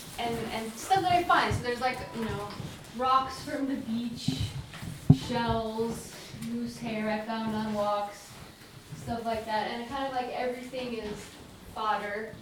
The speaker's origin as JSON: {"language": "English", "town": "Homer", "region": "Alaska", "country": "United States", "tie": "born or raised there", "moved": "as an adult", "said": "I grew up here in Homer"}